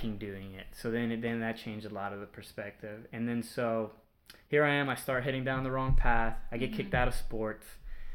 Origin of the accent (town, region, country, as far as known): Houston, Texas, United States; born or raised there